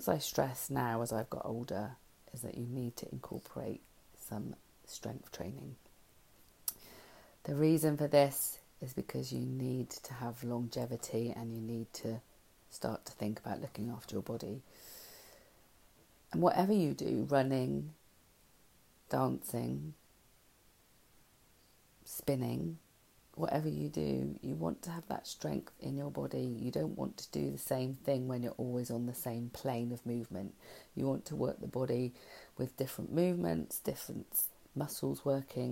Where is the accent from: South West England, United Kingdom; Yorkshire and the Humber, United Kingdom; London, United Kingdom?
South West England, United Kingdom; Langport; my hometown, which is Langport